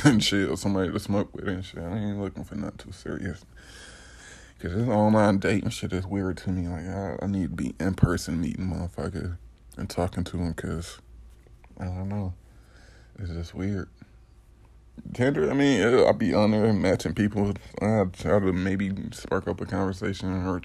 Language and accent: English; Detroit, Michigan, United States; I'm from Detroit. 89, 80s, baby